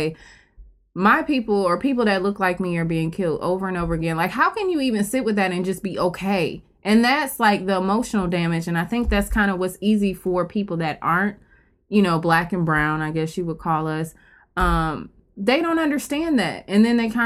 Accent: Milwaukee, Wisconsin, United States; now in Chicago, United States; I'm from Milwaukee. I don't live here now

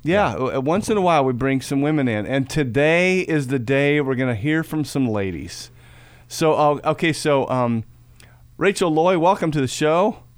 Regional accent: Peoria, Illinois, United States; moved away; up in Peoria, Illinois, my hometown area.

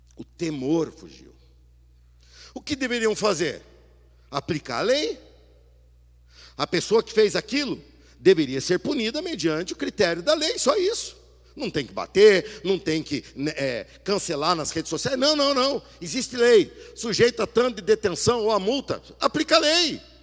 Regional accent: Brazil; nós nos portamos como brasileiros

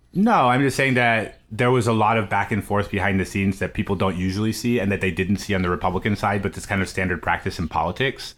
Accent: Missouri, United States; I grew up in Missouri

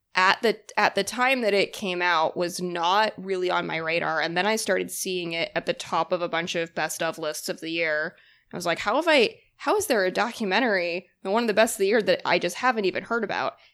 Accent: Boston, Massachusetts, United States; now in New York, United States; I am from, uh, Massachusetts. I'm from Boston.

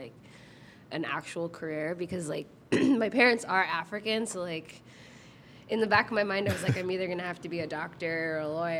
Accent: Toronto, Ontario, Canada; So I was born in Toronto, actually, like not too far from here.

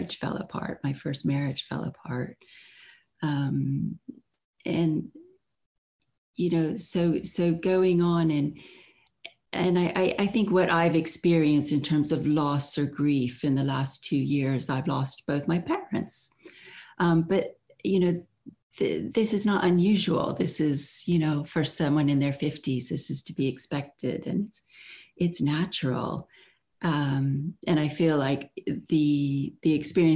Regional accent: Florida, United States; moved away as an adult; also born or lived in Chicago, Illinois / Gainesville, Florida; now in London, United Kingdom; we moved to Florida when I was six

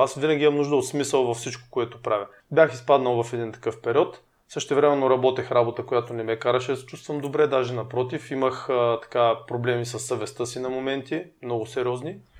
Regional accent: Burgas, Burgas Province, Bulgaria; now in Sofia, Bulgaria; ние сме от Бургас

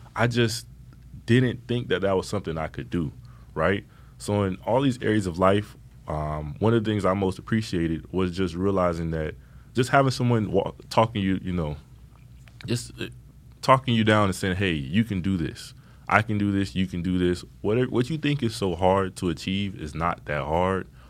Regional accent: Miami, Florida, United States; growing up in Miami, I lived in the Opelika Liberty City, Miami Gardens

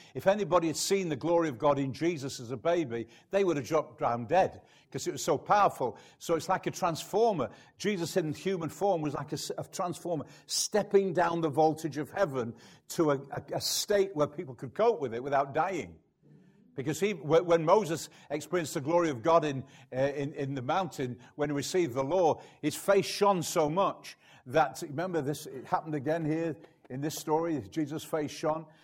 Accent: United Kingdom; I'm British

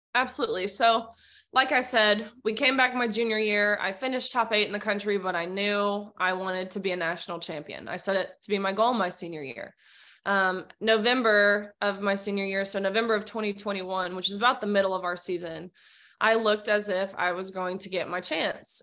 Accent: Nashville, Tennessee, United States; I'm born and raised in Nashville, Tennessee

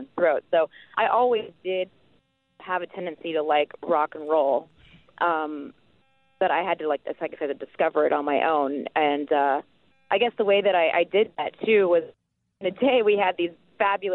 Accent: Midwest, United States; being a kid growing up in the Midwest

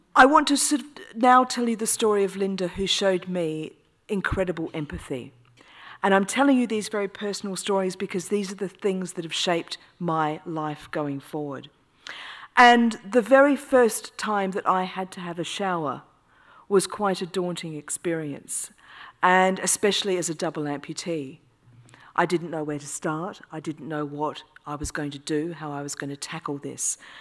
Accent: Australia; now in United Kingdom; I'm Australian

